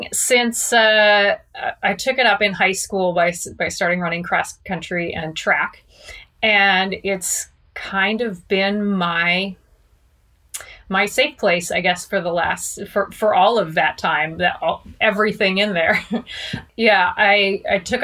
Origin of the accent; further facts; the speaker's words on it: Eastern Washington, United States; moved away as an adult; also born or lived in Colorado / Arizona / California / Utah; now in Portland, United States; I grew up in Eastern Washington